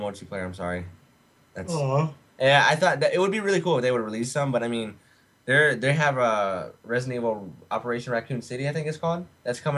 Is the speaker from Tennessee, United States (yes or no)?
yes; Nashville, Tennessee, United States; now in Arizona, United States; I'm from Nashville